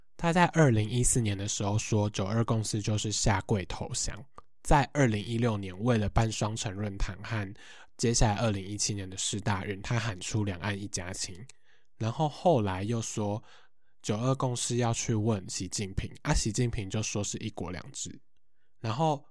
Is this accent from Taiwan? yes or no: yes; Hsinchu, Taiwan; 那尤其我自己是新竹人